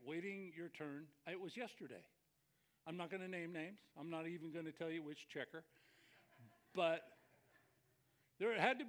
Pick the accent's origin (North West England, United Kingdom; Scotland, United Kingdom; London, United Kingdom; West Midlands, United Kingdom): Scotland, United Kingdom; I'm Scottish. I'm cheap.